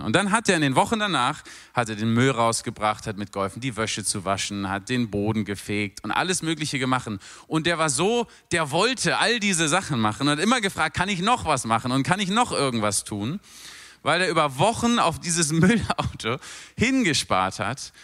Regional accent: Berlin, Germany; moved away as an adult; also born or lived in London; now in Mosbach, Germany; Als Berliner, der in London lebt

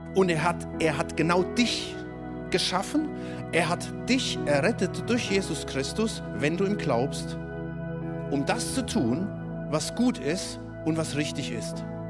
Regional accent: Germany; Du bist als Deutscher

